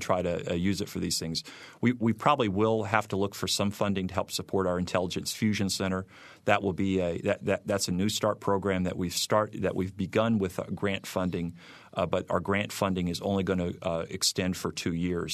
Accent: Michigan City, Indiana, United States; accent: Midwesterner; moved away as an adult; I grew up in Michigan City

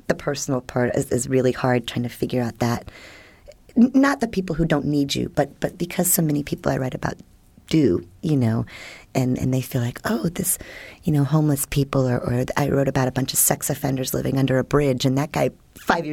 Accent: Washington, District of Columbia, United States; now in St. Petersburg, United States; I grew up in Washington, D.C. during Watergate

